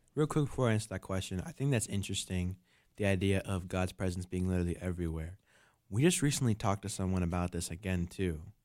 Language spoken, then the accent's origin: English; New York, United States; I'm from New York